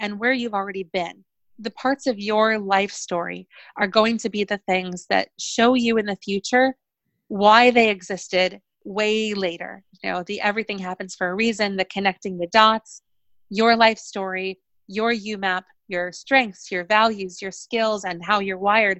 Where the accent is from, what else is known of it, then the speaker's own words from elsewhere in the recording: New York City, New York, United States; I grew up in New York City